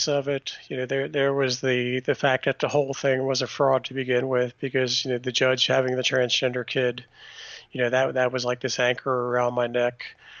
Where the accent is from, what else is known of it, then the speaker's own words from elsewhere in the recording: Washington, District of Columbia, United States; And I was born in Washington, D.C.